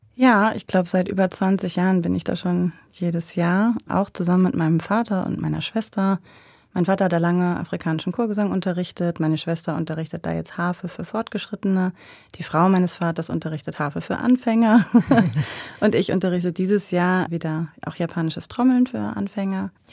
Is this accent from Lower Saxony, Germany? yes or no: yes; Buxtehude, Lower Saxony, Germany; moved away as an adult; now in Switzerland; in Buxtehude, wo ich aufgewachsen bin